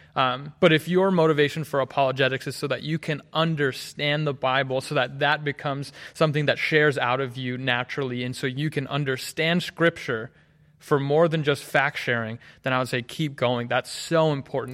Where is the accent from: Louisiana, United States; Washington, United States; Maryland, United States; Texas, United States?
Maryland, United States; Hagerstown; moved away as an adult; now in Collegedale, United States; I'm from Hagerstown, Maryland. Grew up there, born and raised.